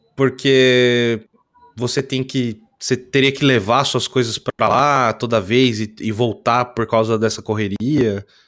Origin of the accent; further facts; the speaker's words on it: interior of São Paulo, Brazil; eu sou do interior de São Paulo